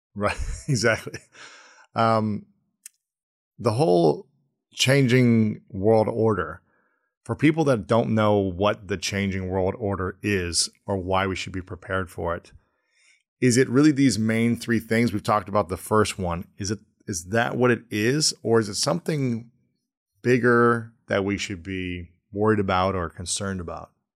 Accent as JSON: {"language": "English", "town": "Delaware", "region": "Ohio", "country": "United States", "tie": "born or raised there", "said": "when I was growing up in Ohio in the eighties and nineties, my, I remember my dad never locked the door"}